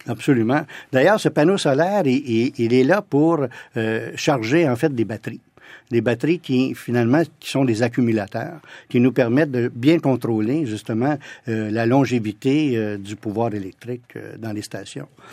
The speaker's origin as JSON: {"language": "French", "town": "Ottawa", "region": "Ontario", "country": "Canada", "tie": "born or raised there", "also_born_or_lived": "France / London", "said": "j'ai passé beaucoup de temps dans la ville d'Ottawa, chez ma grand-mère, chez mes tantes, mes oncles, parce que toute ma famille vient de, ce sont tous des Franco-ontariens"}